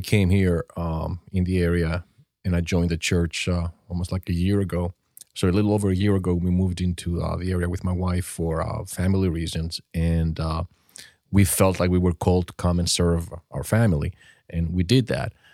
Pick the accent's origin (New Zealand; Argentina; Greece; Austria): Greece; now in United States; growing up in Europe or, um, in Greece to be specific